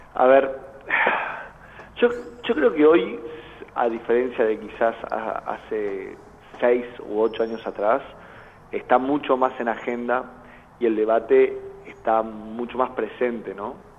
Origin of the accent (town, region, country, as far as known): Argentina